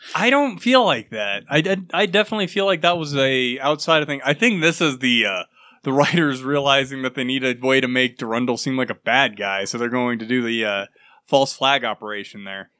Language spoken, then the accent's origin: English; United States; I'm American